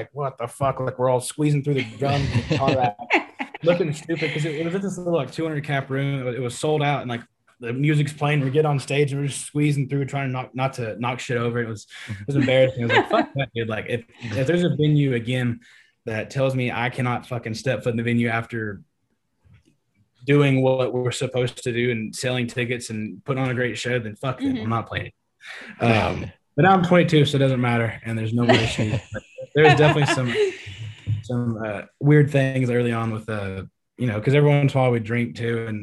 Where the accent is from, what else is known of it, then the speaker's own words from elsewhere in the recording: East Texas, United States; Growing up in Texas, you know, like I said, born and raised East Texas boy